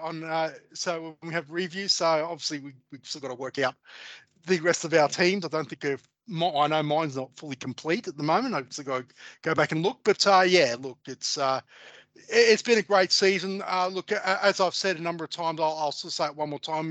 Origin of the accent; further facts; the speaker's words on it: Australia; we as Australian sports uh, followers and football supporters